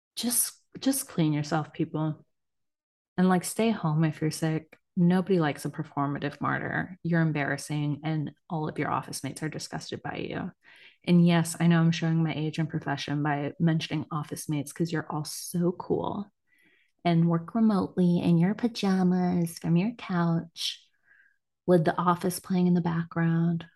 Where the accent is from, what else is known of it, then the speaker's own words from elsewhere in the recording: United States; I'm American.